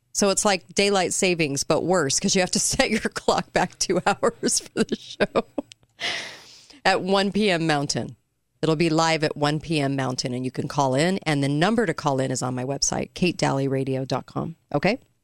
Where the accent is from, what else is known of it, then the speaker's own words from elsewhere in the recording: California, United States; I grew up in California